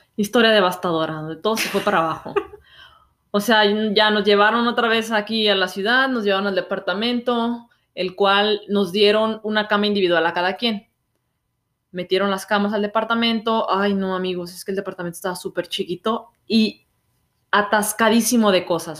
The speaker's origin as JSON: {"language": "Spanish", "country": "Mexico", "moved": "as an adult", "lives_now": "Canada", "said": "Como mexicano"}